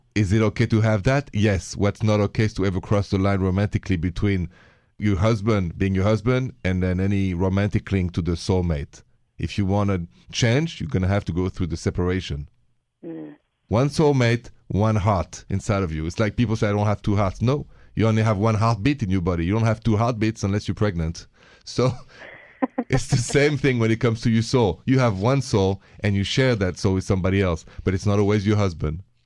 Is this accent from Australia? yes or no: no; Paris, Île-de-France, France; accent: French; now in United States; the accent is from Paris, France. I'm an American with a French accent.